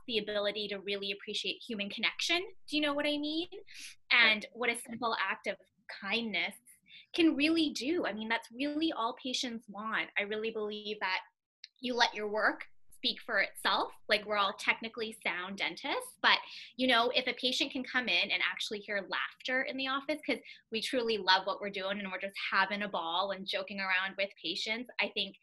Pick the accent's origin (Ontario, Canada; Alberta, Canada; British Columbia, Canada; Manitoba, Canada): Manitoba, Canada; Winnipeg; I was born and raised in Winnipeg